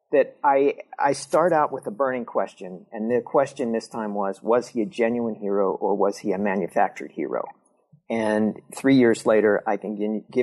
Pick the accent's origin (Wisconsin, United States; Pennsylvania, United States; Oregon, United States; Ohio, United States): Pennsylvania, United States; California; We both grew up in small southwestern Pennsylvania college towns. Um, he grew up in Indiana, PA. I grew up in California, PA.